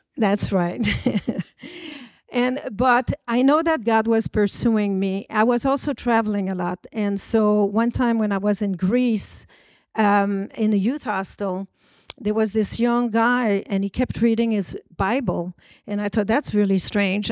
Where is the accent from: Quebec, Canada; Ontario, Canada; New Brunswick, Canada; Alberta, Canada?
Quebec, Canada; Montreal; I was born in Montreal, about three hundred and seventy miles from New York, from a French Canadian family.